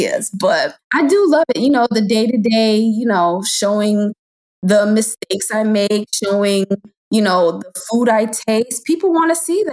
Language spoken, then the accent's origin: English; Hartford, Connecticut, United States; moved away as an adult; now in Maryland, United States; 7 years ago, I moved to Maryland. I'm originally from Connecticut, Hartford